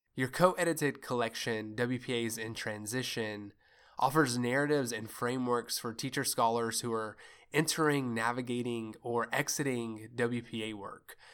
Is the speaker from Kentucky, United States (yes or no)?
yes; Kentucky, United States; I'm from Kentucky